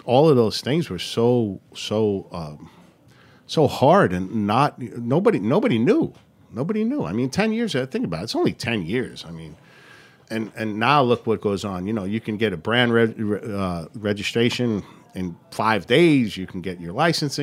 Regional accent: New York City, New York, United States; I'm from Bayside

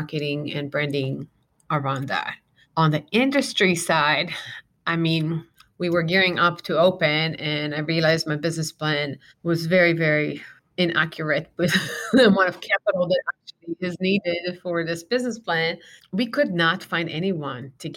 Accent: Israel; now in Arizona, United States; I'm born and raised in Israel.

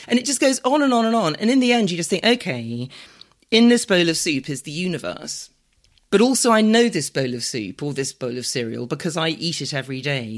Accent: London, United Kingdom; I'm, I'm a Londoner. I was born and bred in London.

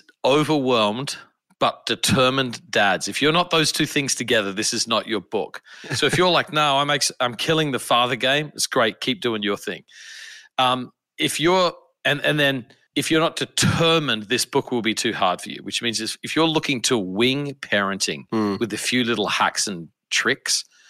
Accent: Adelaide, South Australia, Australia; moved away as an adult; now in United States; I am originally from Australia. I grew up in a city called Adelaide

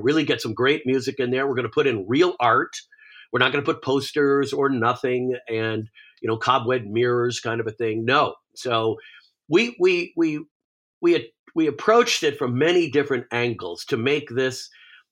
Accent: New York, United States; now in Malibu, United States; I grew up in New York

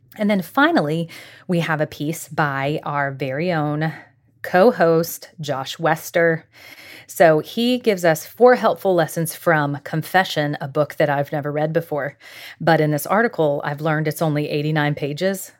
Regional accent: Jacksonville, Florida, United States; I grew up in Jacksonville, Florida

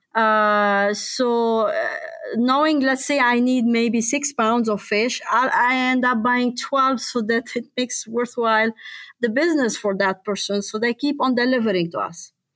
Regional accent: Lebanon; moved away as an adult; also born or lived in Louisville, Kentucky; now in Copper Harbor, United States; I was born and raised and lived in Lebanon

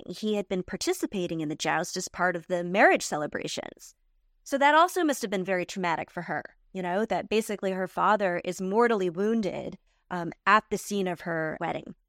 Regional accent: United States; I'm an American

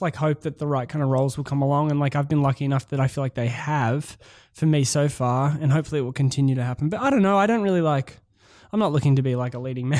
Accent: Melbourne, Victoria, Australia; accent: Australian; moved away as an adult; now in Los Angeles, United States; I auditioned American and then they found out I was Australian.

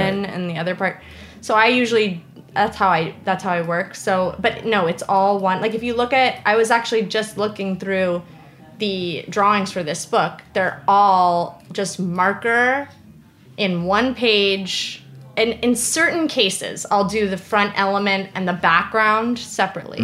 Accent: New York, United States; I'm like a New Yorker

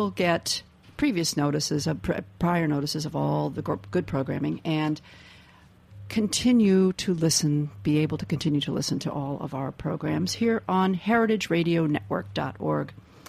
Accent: Midwest, United States; brings me back to thinking about foods I ate as a child growing up in the Midwest.

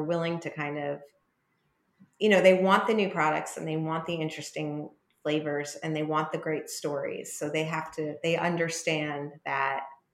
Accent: New York, United States; being a New Yorker

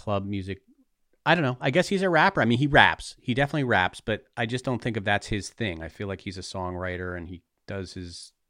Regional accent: New York, United States; of course, I like it because I'm a New Yorker.

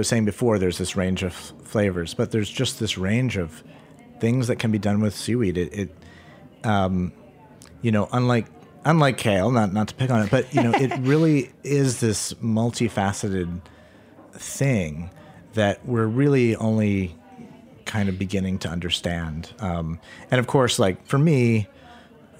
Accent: Portland, Maine, United States; also born or lived in New York City; they knew I was from Portland

